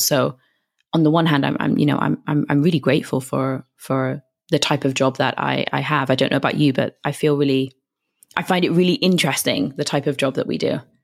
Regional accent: United Kingdom; moved away as an adult; now in Madrid, Spain; I'm from the U K, as you may be able to tell from my accent.

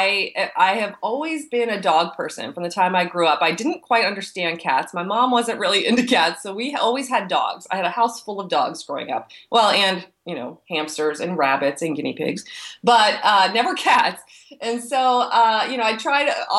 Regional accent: East Coast, United States; moved away as an adult; also born or lived in Texas; I'm from the East Coast

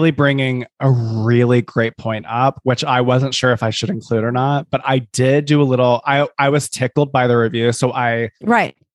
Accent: Scotland, United Kingdom; which I do have experience with because I am Scottish.

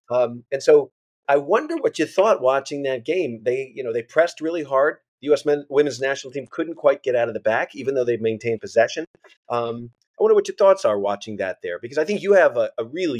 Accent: New England, United States; I grew up in New England, you know, playing soccer.

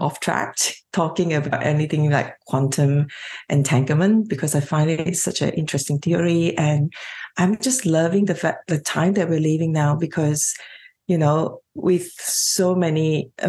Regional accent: Malaysia; moved away as an adult; now in Australia; So I'm a Chinese Malaysian, and I grew up in Malaysia

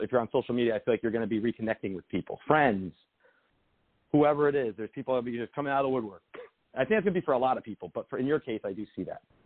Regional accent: Lodi, New Jersey, United States; moved away; I was from Bergen County, a town called Lodi. It's a small town outside New York City

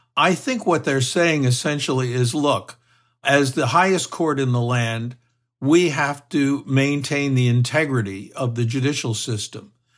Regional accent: Texas, United States; my home state of Texas

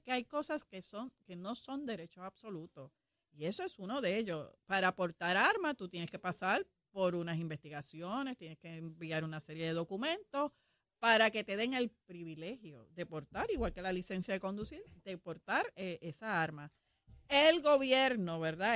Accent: Puerto Rico; como buenos puertorriqueños

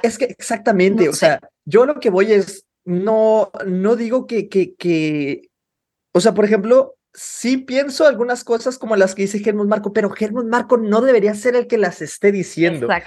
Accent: Mexico; nosotros como mexicanos

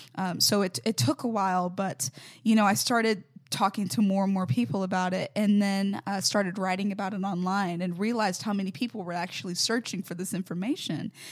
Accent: Mobile, Alabama, United States; I'm originally from Mobile, Alabama

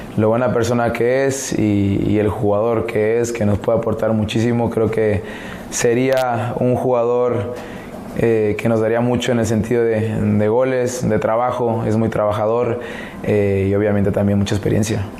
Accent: Mexico; now in United States; Siendo mexicano

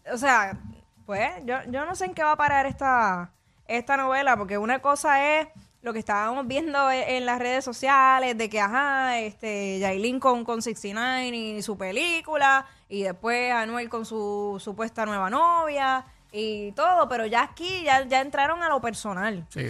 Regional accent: Puerto Rico; a nosotros los boricuas se nos pega el acento en tres segundos

